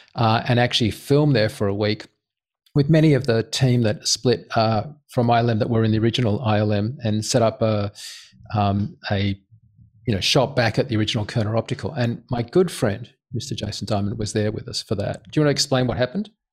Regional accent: Australia; I'm an Australian.

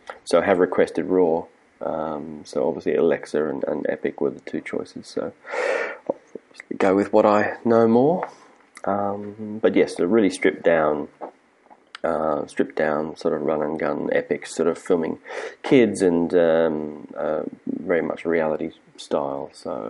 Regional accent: Prague, Czechia; English is a second language; I am from Prague.

